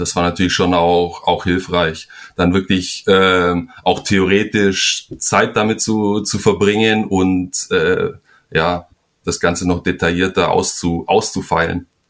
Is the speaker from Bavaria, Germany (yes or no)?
yes; Donauwörth, Bavaria, Germany; moved away as an adult; also born or lived in Flensburg / Kiel; now in Spain; bin ich eigentlich auch nicht mehr in, in Donauwörth, also dem Ort, wo ich aufgewachsen bin